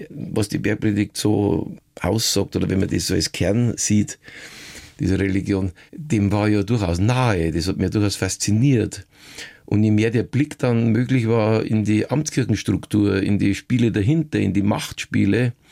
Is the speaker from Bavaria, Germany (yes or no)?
yes; Passau, Bavaria, Germany; ich bin Kabarettist, Schauspieler und Niederbayer. Schon mit meinem ersten Programm habe ich meine Heimatstadt Passau in größte Aufregung versetzt.